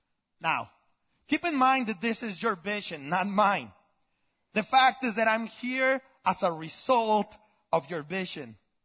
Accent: Tijuana, Baja California, Mexico; English is a second language; moved away; I was born and raised in Tijuana, Mexico. So you can say that I grew up pretty much with no exposure to diversity. For everyone down there is Mexican.

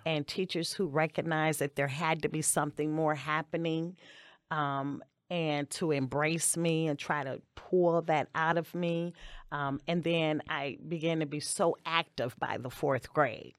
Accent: Maywood, Illinois, United States; also born or lived in West Side, Chicago; my family moved to Maywood when I was four years old

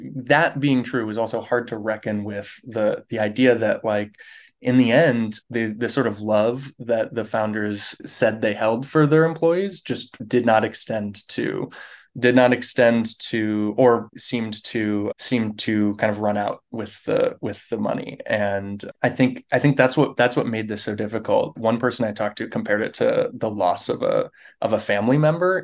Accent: near Detroit, Michigan, United States; now in Los Angeles, United States; I grew up near Detroit.

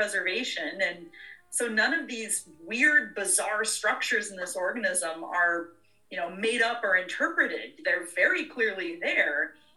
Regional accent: Wichita, Kansas, United States; now in Eastern Washington, United States; I grew up in Wichita, Kansas

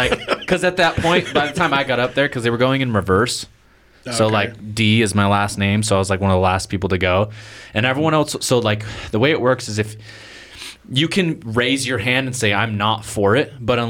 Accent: Portland, Oregon, United States; now in New Plymouth, United States; I came from Portland, and everyone was like, ooh. And I was just like, and that's why I'm here, is because I'm not Portland material.

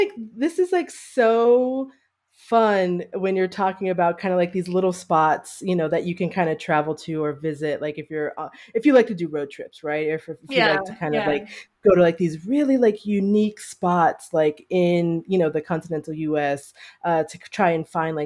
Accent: Pennsylvania, United States; now in Arizona, United States; I grew up in Pennsylvania and in the snow myself, but it was lake effect snow

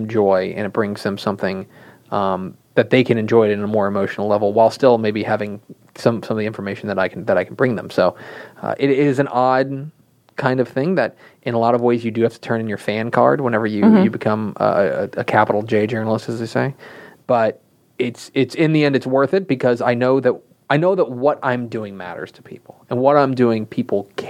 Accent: Coppell, Texas, United States; I kind of bounced around, but I did the majority of my growing up in Coppell. I'm a local yokel

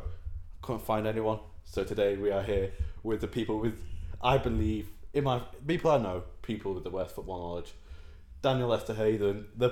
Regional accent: England, United Kingdom; as an Englishman

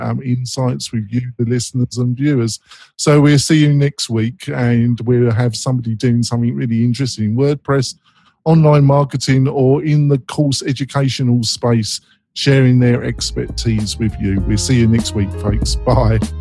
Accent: England, United Kingdom; I'm English

